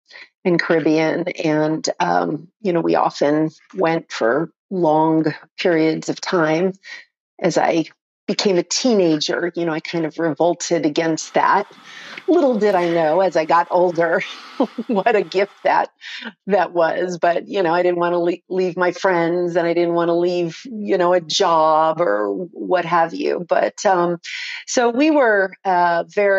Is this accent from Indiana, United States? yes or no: no; South Florida, United States; moved away as an adult; also born or lived in North Miami, Florida / Hollywood, Florida / Fort Lauderdale, Florida / Coconut Grove, Florida; now in Colorado, United States; I'm a native Floridian, transplanted to Colorado back in 99. So, I was raised in Hollywood, Fort Lauderdale, Coconut Grove, Miami, you know, that whole South Florida